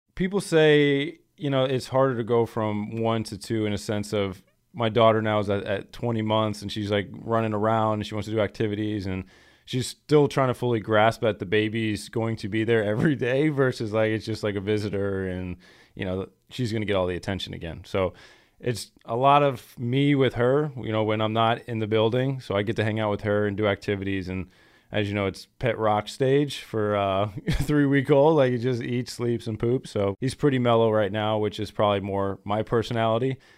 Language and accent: English; Florida, United States; now in Green Bay, United States; I'm from Florida and it's a little standoffish.